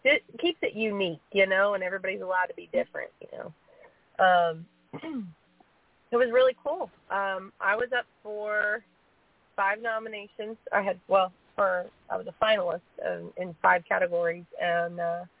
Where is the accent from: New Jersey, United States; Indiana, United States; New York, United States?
Indiana, United States; Montgomery County; now in Savannah, United States; the name of my hometown paper